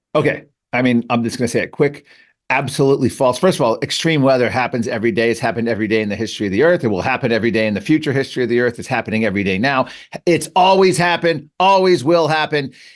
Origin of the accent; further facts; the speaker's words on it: McLean, Virginia, United States; moved away; I grew up in Fairfax County. I'm, I'm a McLean